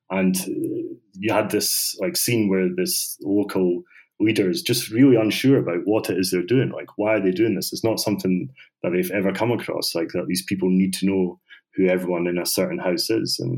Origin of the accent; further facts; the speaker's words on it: Bosnia & Herzegovina; I'm from Bosnia and we have our Nobel Prize winning book called Bridge on the Drina.